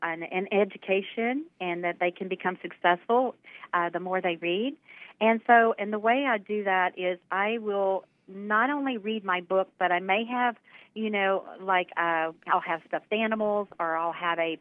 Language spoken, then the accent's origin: English; southwest Louisiana, United States; grew up here in Louisiana, and in southwest Louisiana along the Gulf Coast